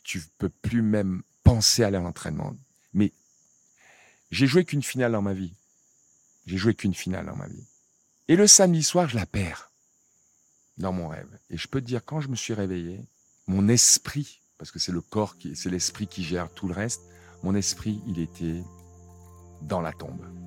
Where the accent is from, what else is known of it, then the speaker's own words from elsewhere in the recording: Cameroon; moved away; je viens d'un petit village euh, du Cameroun